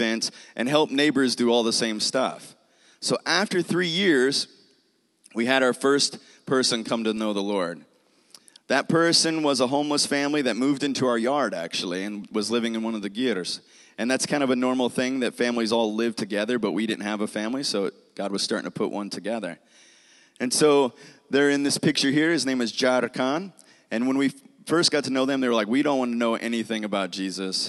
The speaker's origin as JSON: {"language": "English", "region": "Kentucky", "country": "United States", "moved": "as an adult", "lives_now": "Khovd, Mongolia", "said": "I am from Kentucky"}